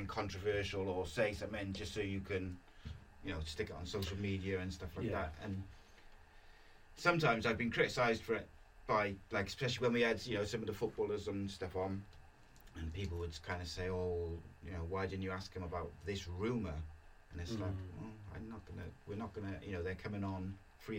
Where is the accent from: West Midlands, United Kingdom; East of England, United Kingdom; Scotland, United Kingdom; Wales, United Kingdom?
Wales, United Kingdom; Welsh; being Welsh